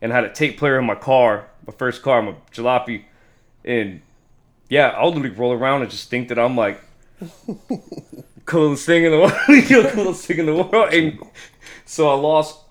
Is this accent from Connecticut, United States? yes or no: no; League City, Texas, United States; also born or lived in Kansas City / Houston; I was born in Kansas City, moved to Houston when I was, like, 2. I lived in League City. Well, I lived in Houston for a while until I was like 7. I moved to League City and grew up there